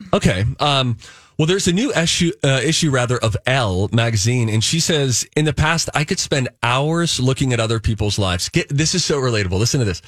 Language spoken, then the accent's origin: English; Pittsburgh, Pennsylvania, United States; accent: Pittsburghese; moved away; I grew up in Pittsburgh